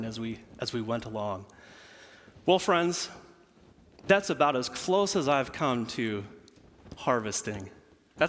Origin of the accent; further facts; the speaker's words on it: Central Illinois, United States; moved away; I am from Central Illinois